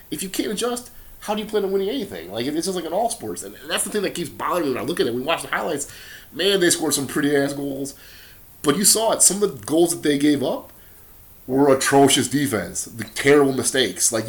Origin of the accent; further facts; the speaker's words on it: Wisconsin, United States; But we're here from Wisconsin. You like the Green Bay Packers as much as I like the Green Bay Packers.